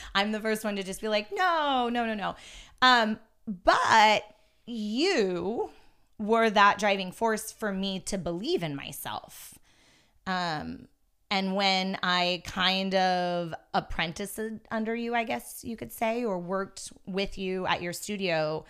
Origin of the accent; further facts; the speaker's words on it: Yosemite National Park, California, United States; I grew up in Yosemite National Park. in the actual park itself